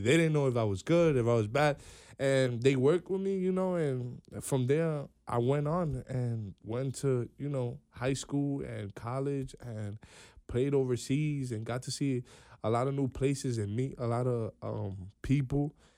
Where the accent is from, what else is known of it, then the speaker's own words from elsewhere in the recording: New York City, New York, United States; I'm from New York, one hundred eighty-third Street. We're in the Bronx